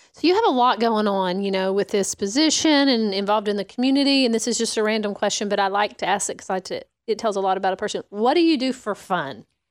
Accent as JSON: {"language": "English", "region": "Arkansas", "country": "United States", "moved": "yes", "said": "from Arkansas. I'm a, from across the big river."}